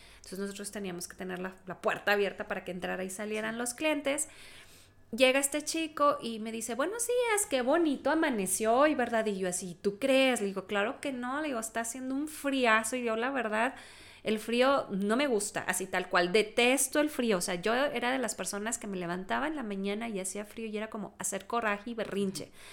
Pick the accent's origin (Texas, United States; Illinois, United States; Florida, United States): Texas, United States; nací en Texas, en un lugar donde hace frío también